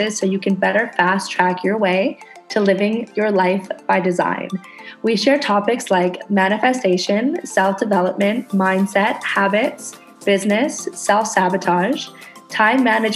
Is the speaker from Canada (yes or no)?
yes; Canada; now in Indonesia